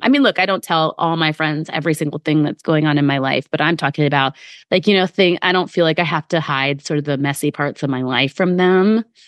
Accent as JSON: {"language": "English", "region": "Midwest", "country": "United States", "tie": "born or raised there", "moved": "yes", "lives_now": "New York City area, United States", "said": "I grew up in the Midwest"}